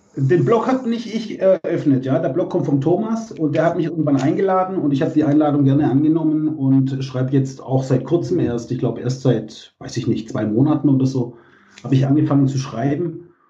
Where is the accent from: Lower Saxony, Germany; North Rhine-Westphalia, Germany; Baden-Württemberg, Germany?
Baden-Württemberg, Germany; Bietigheim-Bissingen; Ich ähm, bin aufgewachsen in Bietigheim-Bissingen, also im Großraum Stuttgart.